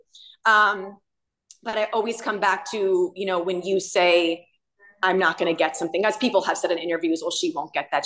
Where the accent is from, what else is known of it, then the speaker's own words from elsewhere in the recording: United States; I was born in America